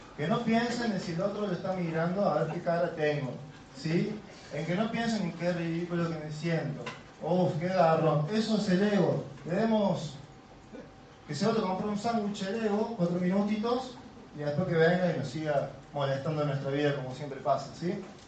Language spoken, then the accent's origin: Spanish; Córdoba, Argentina; Soy muy cordobés